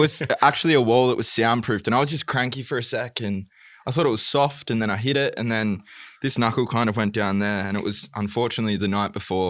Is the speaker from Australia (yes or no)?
yes; Wollongong, New South Wales, Australia; moved away as an adult; also born or lived in Sydney; now in Melbourne, Australia; I'm a 25-year-old singer-songwriter based in Melbourne. I'm originally from Wollongong